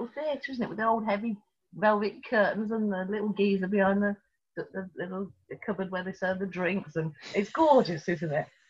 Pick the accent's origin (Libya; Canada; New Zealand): Libya; Tripoli, Tripoli District; born there; You don't know I was born in Tripoli in Libya.